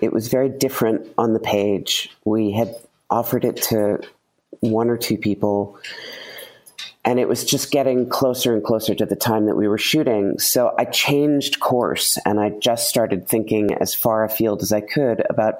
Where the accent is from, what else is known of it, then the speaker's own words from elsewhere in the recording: Maine, United States; when I was driving back from Maine, where I'm from.